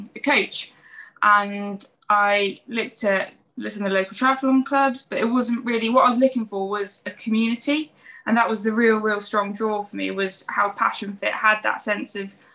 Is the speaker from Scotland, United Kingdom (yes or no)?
no; Oxford, South East England, United Kingdom; also born or lived in Warwickshire; now in Cheltenham, United Kingdom; I'm from Oxford originally, and I've moved around a fair few different places